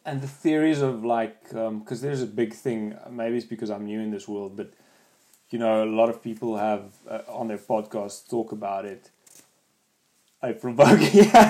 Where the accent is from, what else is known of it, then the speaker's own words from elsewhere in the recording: South Africa; now in New Zealand; I'm from South Africa